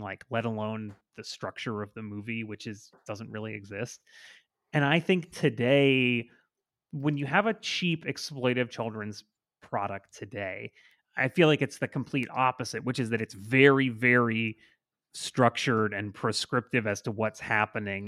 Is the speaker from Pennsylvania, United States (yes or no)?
no; Port St. Lucie, Florida, United States; moved to my hometown